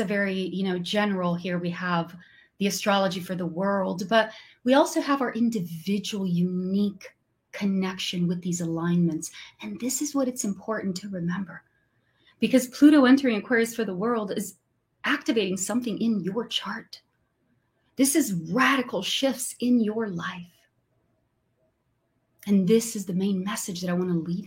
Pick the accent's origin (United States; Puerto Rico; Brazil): Brazil; English is a second language; I'm from Brazil, so sometimes my English is not perfect